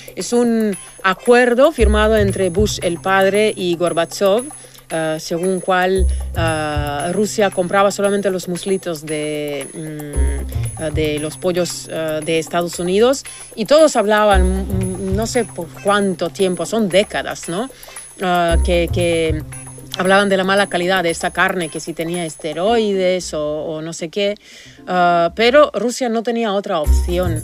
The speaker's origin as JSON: {"language": "Spanish", "country": "Argentina", "said": "Yo soy argentina"}